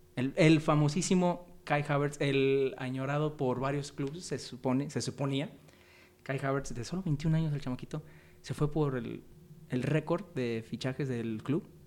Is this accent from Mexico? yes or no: yes; Mexico; somos mexicanos, somos mexicanos